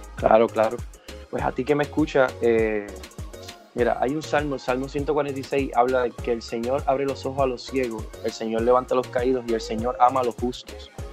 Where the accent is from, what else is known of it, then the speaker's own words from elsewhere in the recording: Puerto Rico; soy puertorriqueño, nací en esta hermosa isla